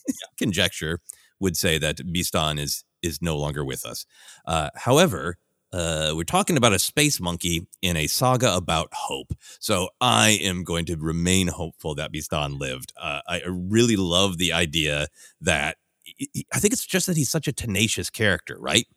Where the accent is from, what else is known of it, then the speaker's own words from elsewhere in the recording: Minneapolis, Minnesota, United States; now in Los Angeles, United States; I live in Los Angeles now, but I grew up in Minneapolis